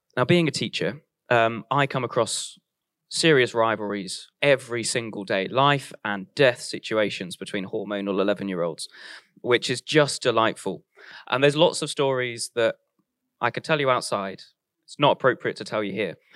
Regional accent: Warwick, West Midlands, United Kingdom; I grew up in Warwick, which was right next to Royal Leamington Spa

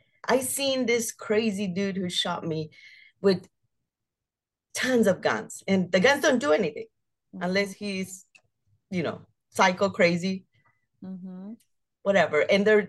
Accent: Phoenix, Arizona, United States; I grew up in South Phoenix and living like a wild child.

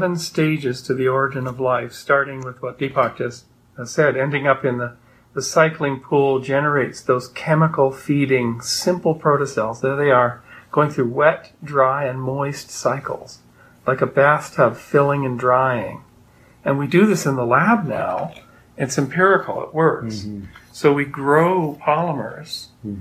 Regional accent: Canada; moved away as an adult; now in United States; I'm Canadian

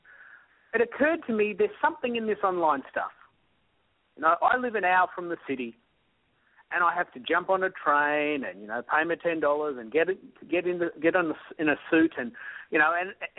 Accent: Australia; I'm an Aussie

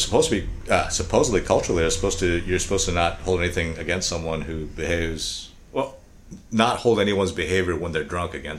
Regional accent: United States; I'm from America

